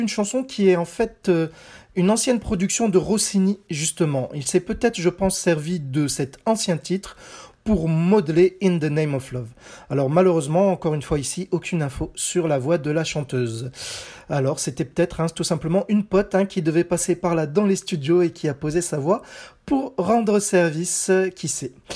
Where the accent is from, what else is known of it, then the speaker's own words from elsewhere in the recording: France; also born or lived in Nice; chez nous en France